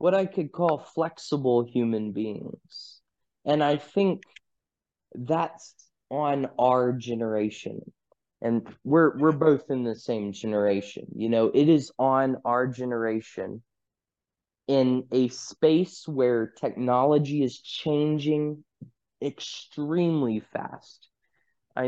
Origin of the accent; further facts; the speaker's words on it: United States; I'm from the United States. I guess you could call me a Westerner